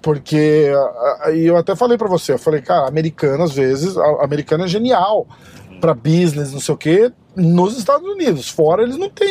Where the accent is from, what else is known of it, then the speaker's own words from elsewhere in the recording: Brazil; a gente é brasileiro